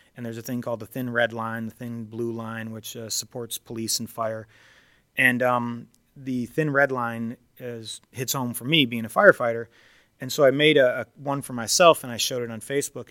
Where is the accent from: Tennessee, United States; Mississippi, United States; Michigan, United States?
Michigan, United States; near Detroit; I grew up near Detroit